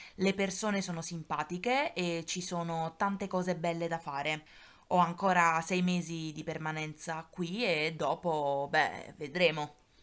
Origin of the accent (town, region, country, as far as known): Italy; first language Italian; moved away as an adult; now in Lille, France